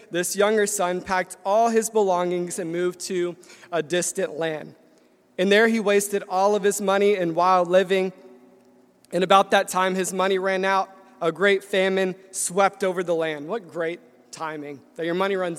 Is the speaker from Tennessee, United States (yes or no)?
yes; Nashville, Tennessee, United States; moved away as an adult; I was born and raised in Nashville, Tennessee, and it's a great place